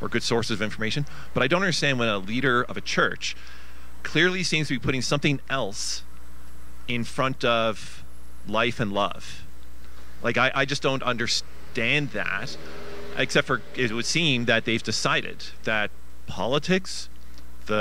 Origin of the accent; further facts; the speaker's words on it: Newfoundland and Labrador, Canada; I'm from Newfoundland